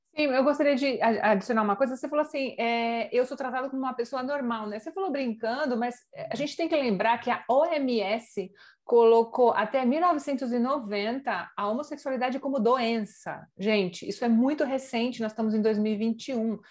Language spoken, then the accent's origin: Portuguese; São Paulo, Brazil; moved away as an adult; now in Madrid, Spain; eu vou dizer de São Paulo porque é a cidade de onde eu venho